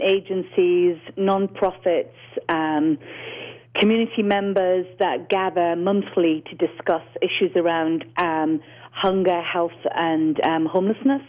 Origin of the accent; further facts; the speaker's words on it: Newcastle upon Tyne, North East England, United Kingdom; moved away as an adult; now in Los Angeles, United States; I'm from the north. I forget that I have an accent, but I'm from the north of England, a small town called Newcastle.